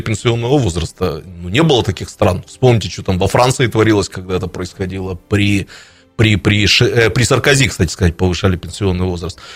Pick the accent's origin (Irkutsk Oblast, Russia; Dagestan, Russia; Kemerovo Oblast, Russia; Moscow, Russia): Irkutsk Oblast, Russia; Irkutsk; как старый иркутянин